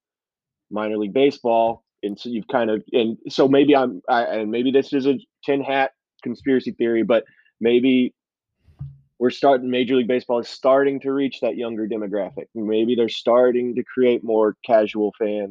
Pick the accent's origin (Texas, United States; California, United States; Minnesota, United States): Texas, United States; Houston; now in Peoria, United States; I'm from Houston